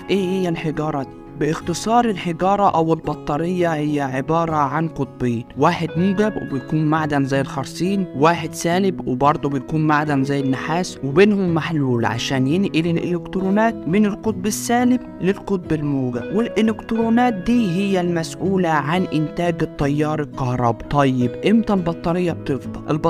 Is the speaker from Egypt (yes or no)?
yes; Egypt; فانت كواحد مصري